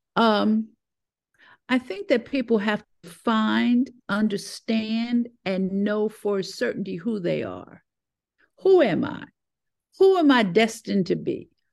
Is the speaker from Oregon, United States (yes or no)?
no; New York, United States; also born or lived in Connecticut; now in Atlanta, United States; was born and raised in New York